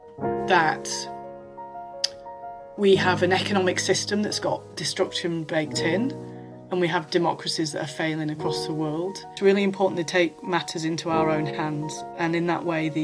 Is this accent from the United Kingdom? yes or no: yes; Yorkshire and the Humber, United Kingdom; I am from Yorkshire. It always feels like it starts with that in the north of England